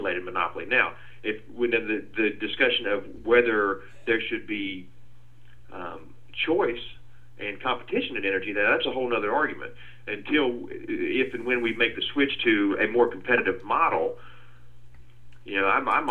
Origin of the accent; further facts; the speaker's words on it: Calhoun, Georgia, United States; I grew up in Calhoun up in North Georgia